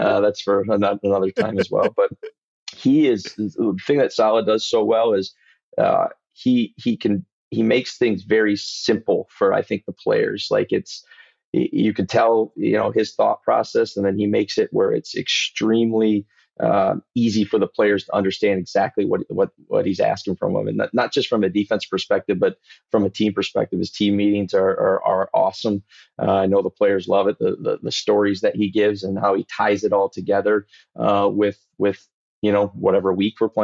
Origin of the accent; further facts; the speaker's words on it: Mount Pleasant, Michigan, United States; moved away; We grew up in Mount Pleasant.